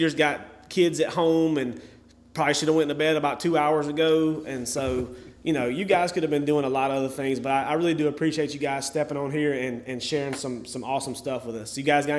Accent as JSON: {"language": "English", "town": "Union", "region": "South Carolina", "country": "United States", "said": "I'm from Union, it's kind of a Union Gaffney thing."}